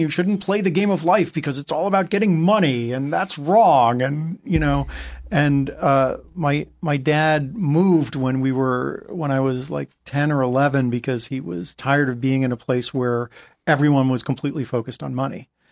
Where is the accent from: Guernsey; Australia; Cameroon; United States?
United States; New England; moved away; growing up in New England